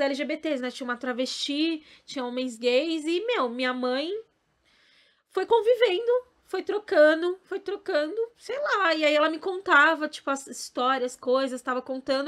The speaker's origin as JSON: {"language": "Portuguese", "region": "São Paulo", "country": "Brazil", "tie": "born or raised there", "also_born_or_lived": "Bahia", "said": "Minha mãe, ela veio muito nova para cá, pra São Paulo, comigo e com meu pai, né? Porque eu era bebezinha, eu não sou baiana"}